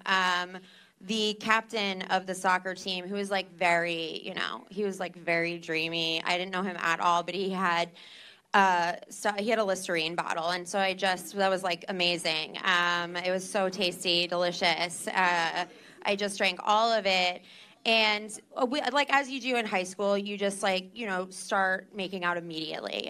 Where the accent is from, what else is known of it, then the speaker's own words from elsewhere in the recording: New Jersey, United States; I am from New Jersey